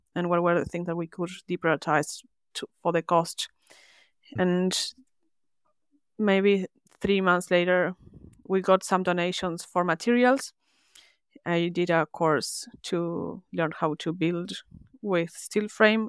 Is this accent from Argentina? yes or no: yes; Argentina; moved away as an adult; now in Melbourne, Australia; I was born in Argentina and lived there